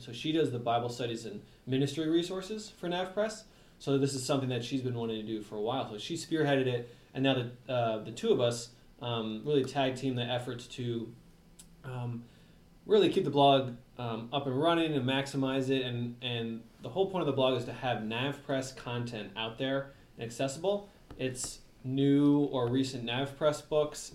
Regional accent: New York City, New York, United States; I was born in New York City in New York area

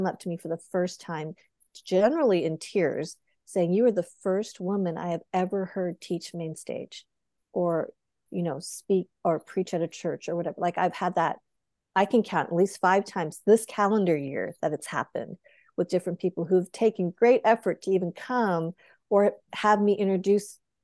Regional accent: Boulder, Colorado, United States; I grew up in Boulder, Colorado, one of a handful of Asian Americans

